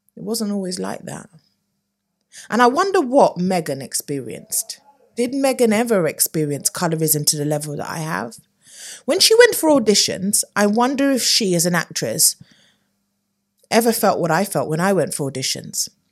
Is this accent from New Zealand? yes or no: no; United Kingdom; we as U K Brits